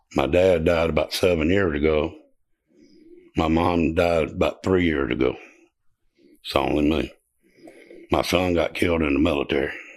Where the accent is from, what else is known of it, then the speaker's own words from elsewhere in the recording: Seneca, South Carolina, United States; Seneca, South Carolina.